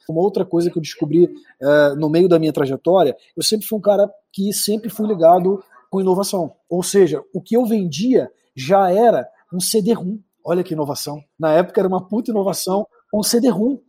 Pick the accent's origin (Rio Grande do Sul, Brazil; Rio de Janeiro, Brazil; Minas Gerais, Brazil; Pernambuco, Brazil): Rio de Janeiro, Brazil; now in Espírito Santo, Brazil; Vim ali do Rio de Janeiro, Campo Grande, Big Field, terra de Malboro. Só quem é de Campo Grande sabe o que, que significa